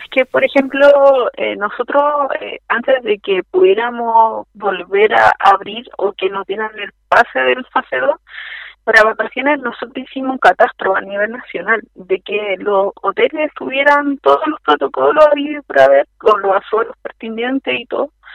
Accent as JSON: {"language": "Spanish", "town": "Santiago", "region": "Santiago Metropolitan Region", "country": "Chile", "said": "yo soy de Santiago"}